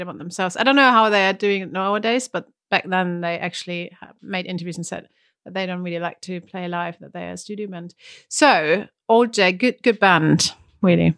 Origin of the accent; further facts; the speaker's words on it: Germany; English is a second language; moved away; from Germany